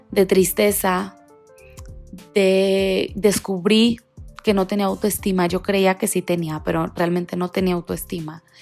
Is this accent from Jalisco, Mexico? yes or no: yes; Guadalajara, Jalisco, Mexico; born there; also born or lived in Monterrey; now in Mexico City, Mexico; yo, …, vivo en la Ciudad de México actualmente, pero no quiere decir que aquí nací. Yo nací en Guadalajara, viví muchos años en Monterrey y estuvimos cambiándonos de ciudad en ciudad